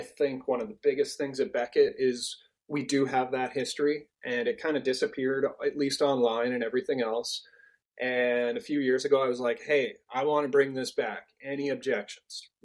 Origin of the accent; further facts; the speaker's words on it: Canada; I'm Canadian